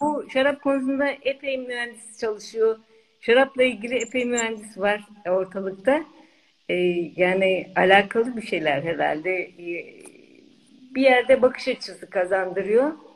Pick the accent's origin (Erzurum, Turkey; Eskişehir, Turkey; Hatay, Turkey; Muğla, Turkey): Eskişehir, Turkey; moved away; also born or lived in California, United States